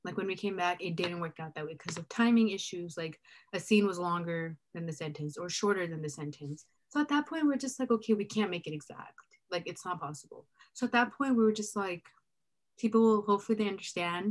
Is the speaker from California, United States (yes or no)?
yes; Bakersfield, California, United States; I'm from Bakersfield